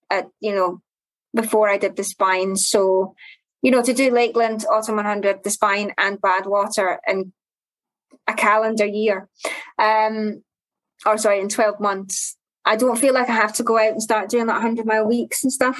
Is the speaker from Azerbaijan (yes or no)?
no; Glasgow, Scotland, United Kingdom; I'm from Glasgow